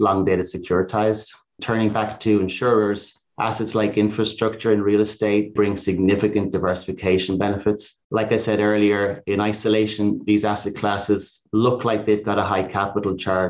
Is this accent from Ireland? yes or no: yes; Ireland; now in United States; being Irish